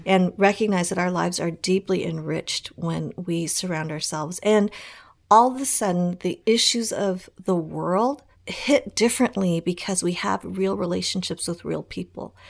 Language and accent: English; Colorado, United States; as a young girl growing up in Colorado